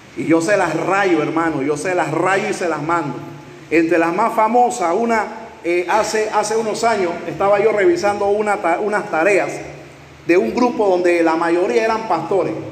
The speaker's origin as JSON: {"language": "Spanish", "country": "Panama", "said": "en Panamá, aquí en mi país"}